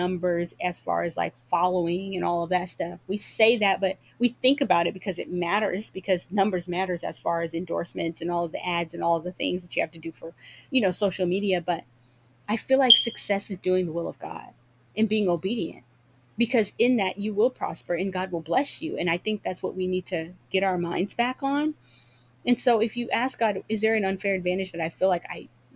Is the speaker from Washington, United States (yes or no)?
yes; Seattle, Washington, United States; moved away; also born or lived in Georgia; I'm from Seattle and I moved back here from Georgia a couple years ago during COVID